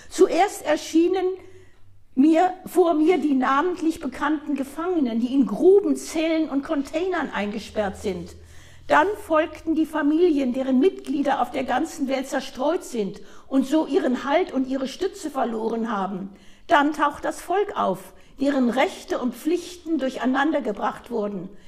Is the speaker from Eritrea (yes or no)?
yes; Eritrea; Und ich komme von dort, aus Eritrea.